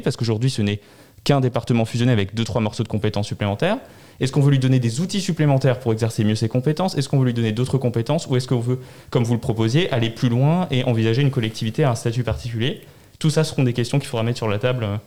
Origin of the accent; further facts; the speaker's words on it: Strasbourg, Grand Est, France; je suis né à Strasbourg et j'ai grandi à Strasbourg